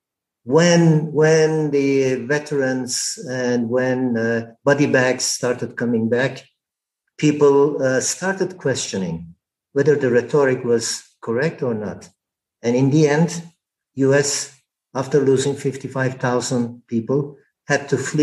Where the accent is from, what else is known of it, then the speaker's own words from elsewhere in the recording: Turkey; moved away; I am Turkish.